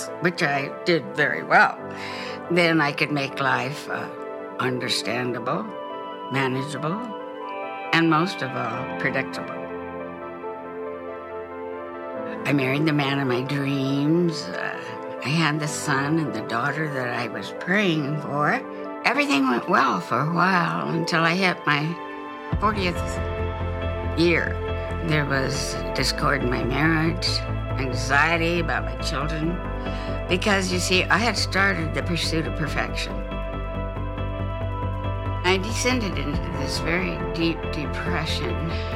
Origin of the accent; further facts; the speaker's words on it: Phoenix, Arizona, United States; I was born in Phoenix in 1937